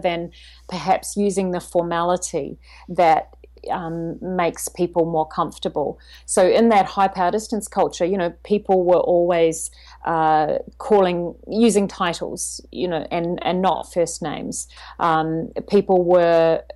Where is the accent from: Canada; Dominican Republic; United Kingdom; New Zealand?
New Zealand; also born or lived in China; now in Sydney, Australia; I'm originally from New Zealand, so I'm a Kiwi, I would say, at heart.